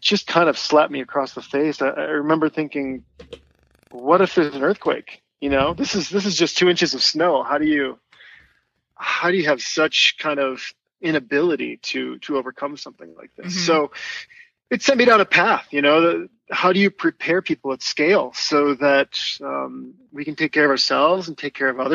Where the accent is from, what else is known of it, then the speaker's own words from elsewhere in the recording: Wisconsin, United States; moved away; also born or lived in Minneapolis; I grew up in Wisconsin on a dairy farm